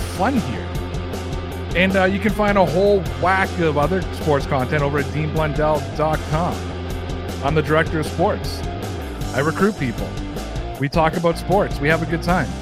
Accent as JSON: {"language": "English", "town": "Toronto", "region": "Ontario", "country": "Canada", "said": "I'm from Toronto"}